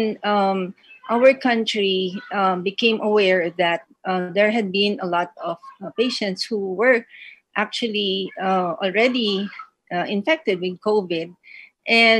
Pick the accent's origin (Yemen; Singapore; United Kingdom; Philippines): Philippines; I'm from the Gupan City, it's a province in the country